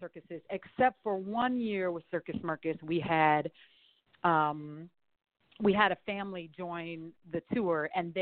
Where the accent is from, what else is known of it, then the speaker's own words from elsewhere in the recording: Burlington, Vermont, United States; also born or lived in San Francisco Bay Area, California; now in Los Angeles, United States; I grew up in Burlington, Vermont